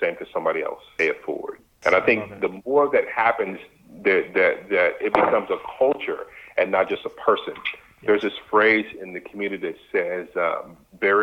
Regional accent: Dallas, Texas, United States; moved away; I grew up in Texas. I grew up in Dallas, far from Silicon Valley

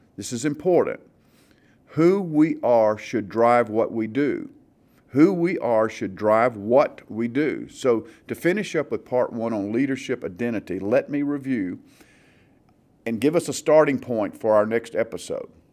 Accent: the South, United States; growing up in the South

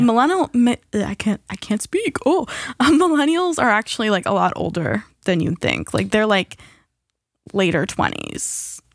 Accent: United States; as an American

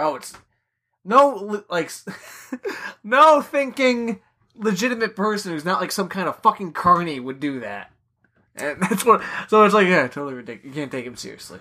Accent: New York, United States; being a New Yorker

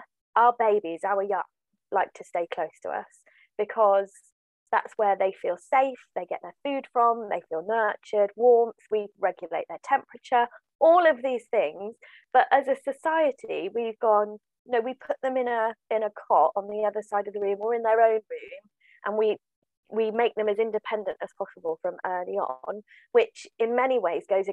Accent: Swindon, South West England, United Kingdom; now in Devon, United Kingdom; I live in Devon. I grew up in Swindon in Wiltshire.

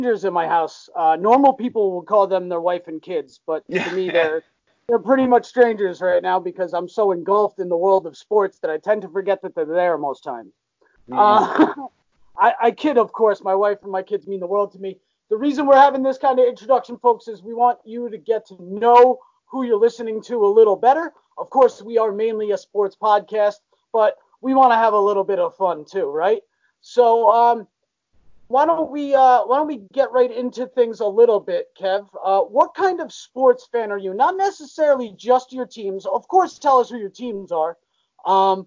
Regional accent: New York, United States; I grew up in New York

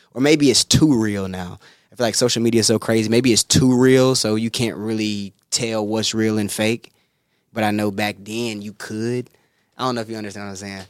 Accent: Greenville, South Carolina, United States; now in Los Angeles, United States; I'm from Greenville, South Carolina.

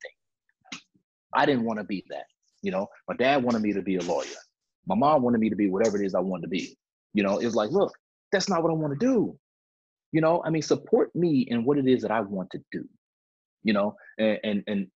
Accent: Chicago, Illinois, United States; Growing up in Chicago

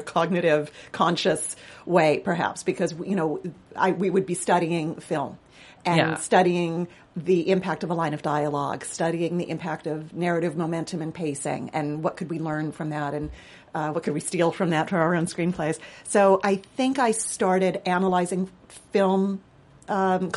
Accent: Los Angeles, California, United States; I grew up in Los Angeles

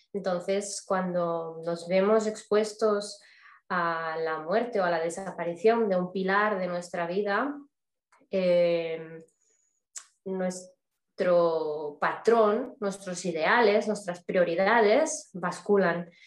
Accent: Barcelona, Catalonia, Spain; soy de origen de Barcelona, de España

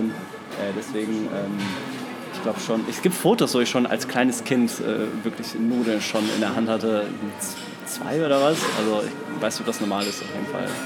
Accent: Dortmund, North Rhine-Westphalia, Germany; now in Cologne, Germany; Genau, ich, ich komme ursprünglich aus Dortmund, jetzt, äh, wohne jetzt seit vier Jahren in meiner Wahlheimat Köln ähm, komme aber ursprünglich aus dem, aus dem Pott.

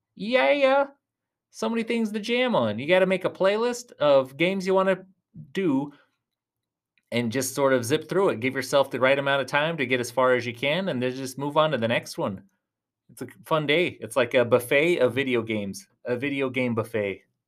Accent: Tucson, Arizona, United States; I'm from Tucson, Arizona.

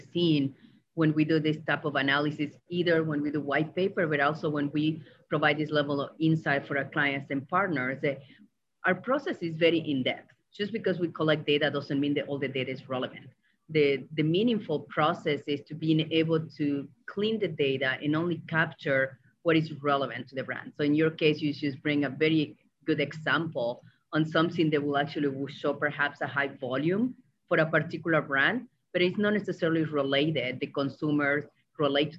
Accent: Argentina; moved away; growing up in Argentina

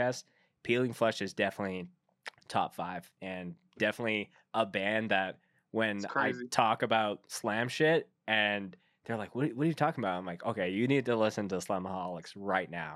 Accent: Canada; as a Canadian

